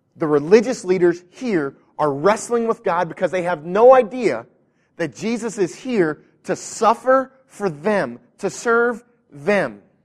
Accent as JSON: {"language": "English", "country": "United States", "said": "we are American Christians"}